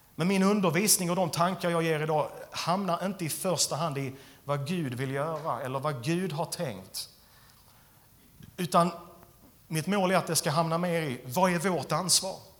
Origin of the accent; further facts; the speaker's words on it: Skåne, Sweden; jag är skåning